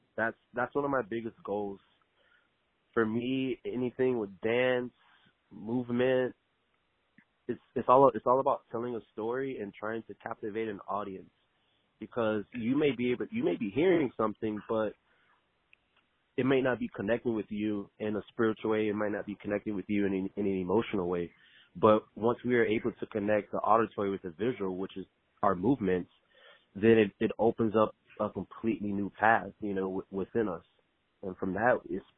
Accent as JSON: {"language": "English", "town": "Miami", "region": "Florida", "country": "United States", "tie": "born or raised there", "said": "Born and raised in Miami. I'm still live down here now."}